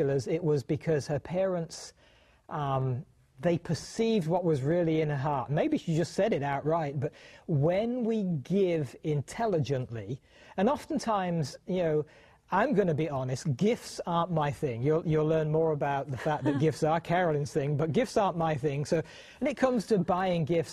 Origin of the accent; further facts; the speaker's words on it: United Kingdom; now in United States; I was born and raised in the United Kingdom